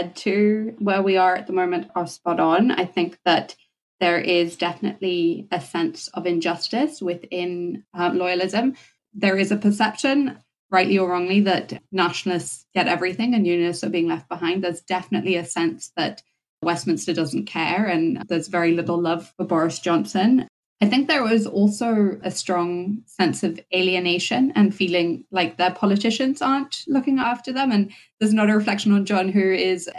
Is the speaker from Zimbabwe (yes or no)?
yes; Zimbabwe; now in Northern Ireland, United Kingdom; I was born in Zimbabwe, grew up in Zimbabwe. When I moved here, I moved to a loyalist housing estate